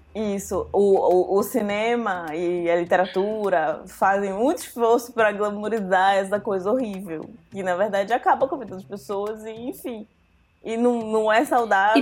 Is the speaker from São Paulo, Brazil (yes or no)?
no; Santarém, Pará, Brazil; now in Belém, Brazil; eu cresci em Santarém